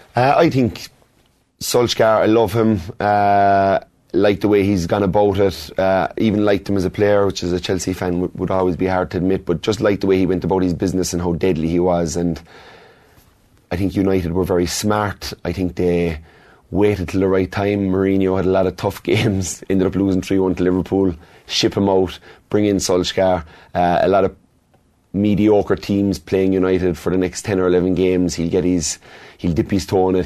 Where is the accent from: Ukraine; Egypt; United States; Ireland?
Ireland; Kerry, Munster; I was born in Kerry. My friends are from Kerry. My mother's from Kerry.